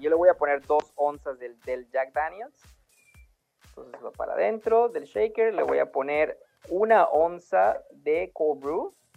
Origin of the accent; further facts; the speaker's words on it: Oaxaca, Mexico; moved away as an adult; now in Los Angeles, United States; yo soy original, originariamente de Oaxaca, llevo radicando 10 años aquí